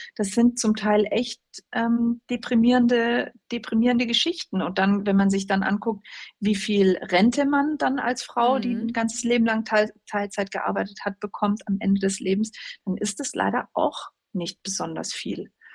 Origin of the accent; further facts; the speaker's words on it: West Germany, Germany; ich bin also in, in Westdeutschland groß geworden.